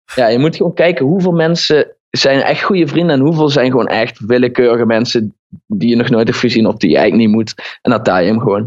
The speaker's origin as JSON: {"language": "Dutch", "town": "Horst", "region": "Limburg", "country": "Netherlands", "tie": "born or raised there", "accent": "Limburg", "said": "Origineel kom ik uit Horst aan de Maas, een dorp Horst."}